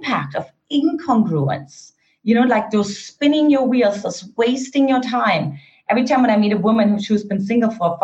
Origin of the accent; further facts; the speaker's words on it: East Germany, Germany; English is a second language; moved away; I grew up in an Eastern German household, for those of you who couldn't detect my accent